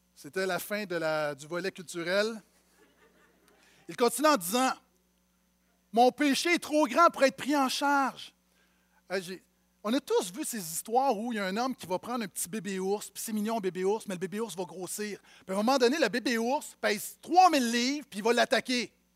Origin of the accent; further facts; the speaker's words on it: Montreal, Quebec, Canada; j'ai grandi à Montréal-Nord